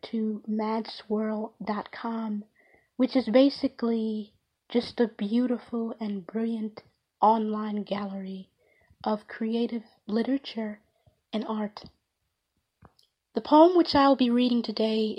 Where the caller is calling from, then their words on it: Powder Springs, Georgia, United States; I am calling from Powder Springs, Georgia